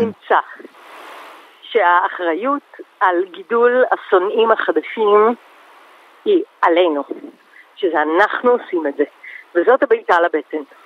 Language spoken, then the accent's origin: Hebrew; Israel; זה הכל דברים שגדלנו עליהם, אנחנו מפה